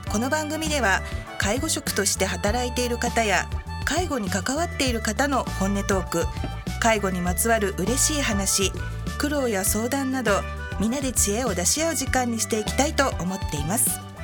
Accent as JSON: {"language": "Japanese", "region": "Hokkaido", "country": "Japan", "said": "北海道の人間なので"}